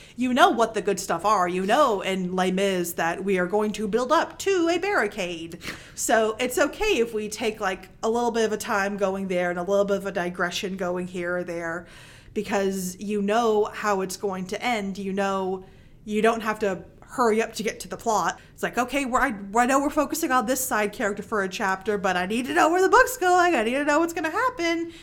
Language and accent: English; Mississippi, United States; I'm from Mississippi